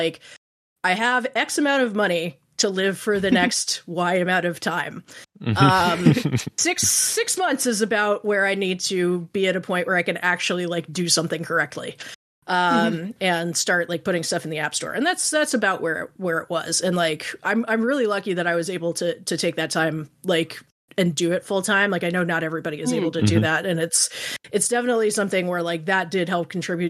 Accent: Washington, District of Columbia, United States; moved away as an adult; also born or lived in Evanston, Illinois / Los Angeles / Nijmegen, Netherlands; I was born and raised in Washington, D.C. Lived there till I was 18.

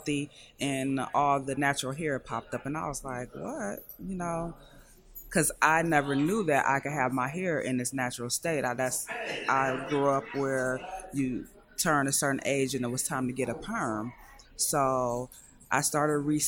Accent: Indiana, United States; moved away as an adult; now in Detroit, United States; I just moved to Detroit. I'm from Indiana

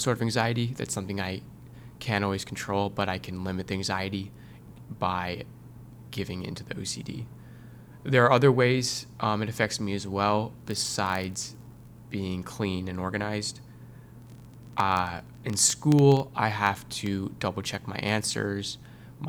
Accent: Northern Virginia, United States; I'm from Northern Virginia

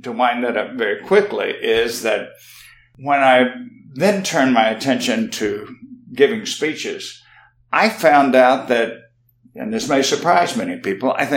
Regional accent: South Mississippi, United States; I grew up in South Mississippi, as did my wife

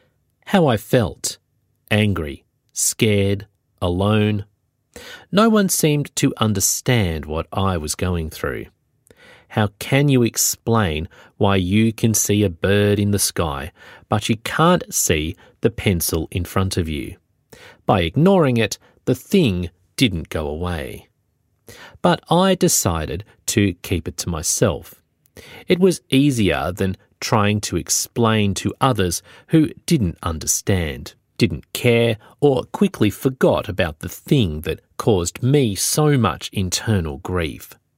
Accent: Tasmania, Australia; now in Melbourne, Australia; I never went back to work in my home state of Tasmania again. Instead, I moved to Melbourne.

